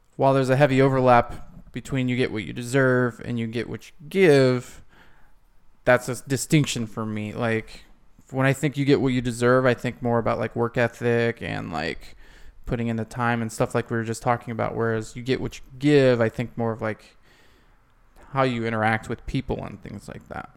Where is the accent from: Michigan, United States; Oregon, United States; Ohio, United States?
Ohio, United States; my hometown in Ohio